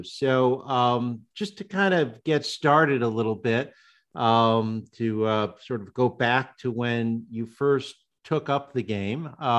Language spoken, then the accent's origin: English; Northeast, United States; now in California, United States; growing up in the Northeast